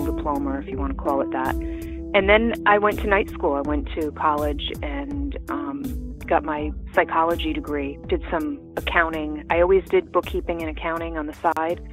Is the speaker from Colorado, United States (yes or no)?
no; Rhode Island, United States; I grew up in Rhode Island, basically in the suburbs